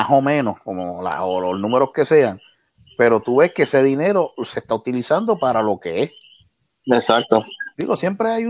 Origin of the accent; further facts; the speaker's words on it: Puerto Rico; yo soy puertorriqueño